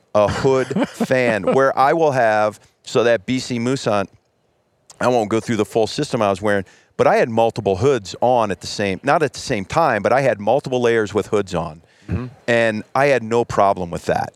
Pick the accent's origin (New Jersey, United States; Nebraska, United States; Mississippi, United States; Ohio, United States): Ohio, United States; I grew up in Ohio